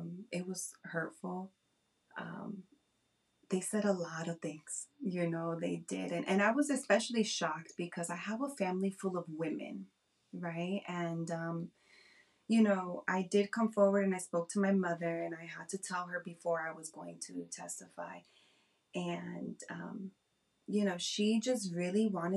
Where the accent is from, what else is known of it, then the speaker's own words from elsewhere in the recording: New Jersey, United States; I am from New Jersey.